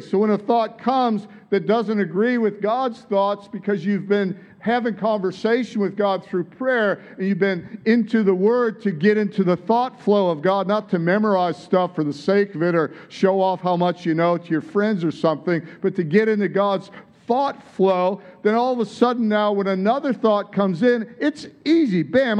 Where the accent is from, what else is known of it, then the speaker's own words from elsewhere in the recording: Detroit, Michigan, United States; now in Australia; Like, you don't have an Aussie accent. And it's like, no, I don't. I'm from Detroit. It's like, yeah, you can tell. You sure haven't lost it. How long have you been here? It's like, 35 years or longer.